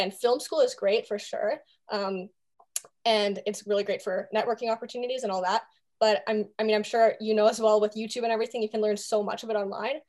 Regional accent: Vancouver, British Columbia, Canada; moved away as an adult; now in Toronto, Canada; I grew up in Vancouver and I moved to Toronto for university.

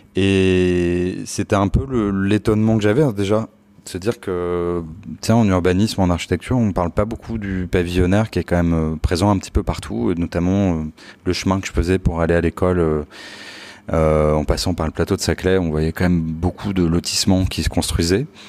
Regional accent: Palaiseau, Île-de-France, France; also born or lived in Laval; Alors je, suis né en fait plus exactement à Laval et j'ai grandi euh, à Palaiseau, donc euh, qui est en région parisienne

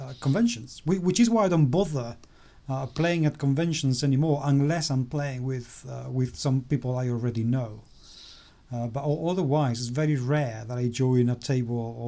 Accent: Spain; moved away

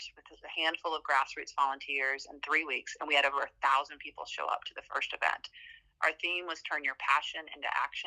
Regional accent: Hampton Roads, Virginia, United States; I'm from Hampton Roads, the second largest voting block in Virginia

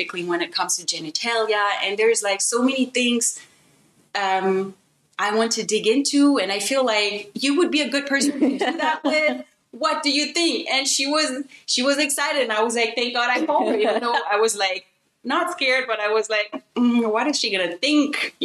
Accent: Benin; moved away; I am the child of a German mom and a Beninese father. I grew up in Benin.

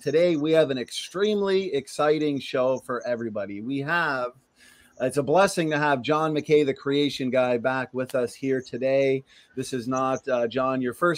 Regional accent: Canada; I'm Canadian

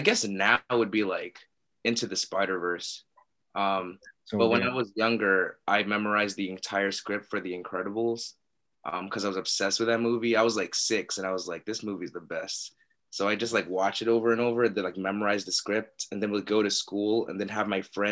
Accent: Pittsburgh, Pennsylvania, United States; I was born in Pittsburgh. So I was actually the first person in my family to be born and raised in the United States

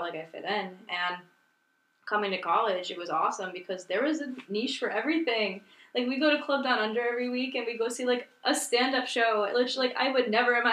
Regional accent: Miami, Florida, United States; moved away as an adult; I'm from Miami

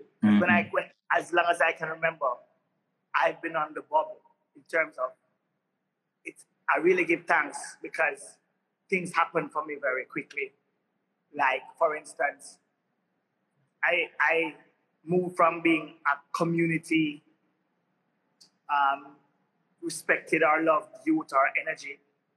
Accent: Kingston, Jamaica; I was literally the average inner city child growing up in Kingston

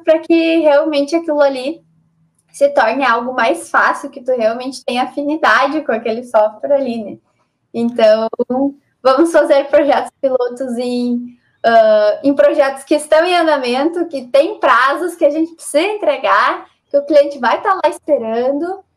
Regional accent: Brazil; a gente é brasileiro

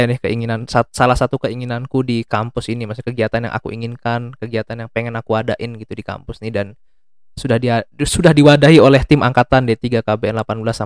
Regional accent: Magelang, Central Java, Indonesia; dari daerahku sendiri Magelang, Jawa Tengah ada

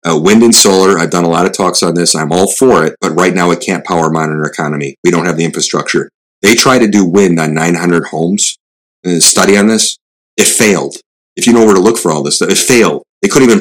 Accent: Chicago, Illinois, United States; This is my hometown, Chicago, Milwaukee

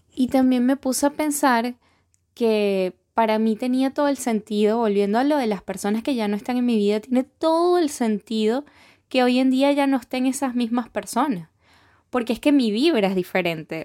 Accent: Venezuela; moved away as an adult; now in Lima, Peru; yo soy venezolana y tengo dos añitos recién cumplidos viviendo acá

